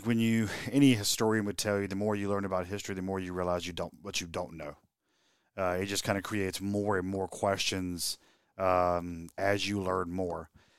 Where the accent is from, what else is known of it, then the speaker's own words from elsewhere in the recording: Winterville, North Carolina, United States; I'm from Winterville, and my dad was from Aiden, and my mom's from Winterville. So my roots are right there in Pitt County.